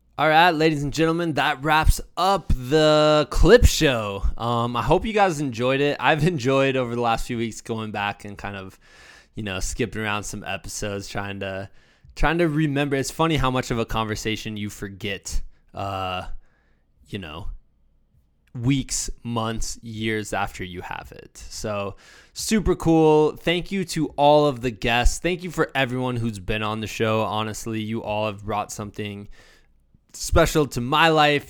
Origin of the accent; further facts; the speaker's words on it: Iowa, United States; moved away; also born or lived in Virginia; I'm from Iowa. We didn't really have many bears.